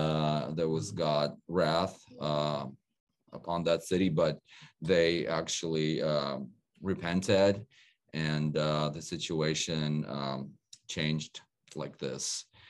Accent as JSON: {"language": "English", "town": "Odesa", "region": "Odesa Oblast", "country": "Ukraine", "tie": "born or raised there", "also_born_or_lived": "California", "moved": "yes", "lives_now": "Florida, United States", "said": "Odessa, my hometown"}